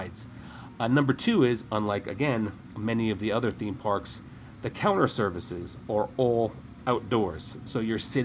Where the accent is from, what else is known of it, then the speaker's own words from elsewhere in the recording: New Jersey, United States; growing up in New Jersey and spending summers a lot in Maine